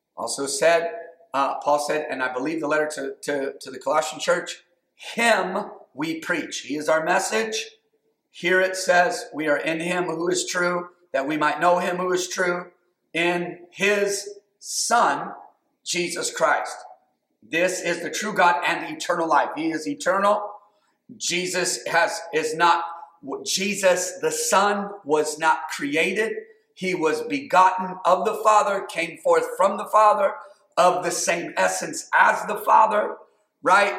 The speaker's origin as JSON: {"language": "English", "country": "United States", "said": "I'm American"}